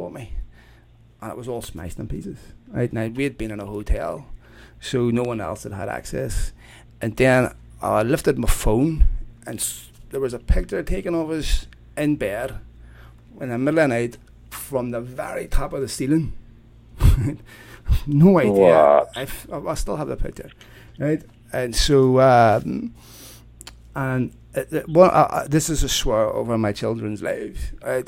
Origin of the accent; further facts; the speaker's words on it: Belfast, Northern Ireland, United Kingdom; growing up in Belfast